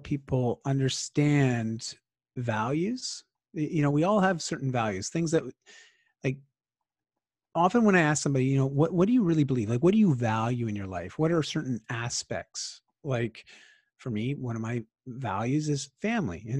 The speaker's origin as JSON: {"language": "English", "town": "Bowmanville", "region": "Ontario", "country": "Canada", "tie": "born or raised there", "moved": "as an adult", "lives_now": "Vancouver, Canada", "said": "I grew up in Ontario in a small town called Bowmanville"}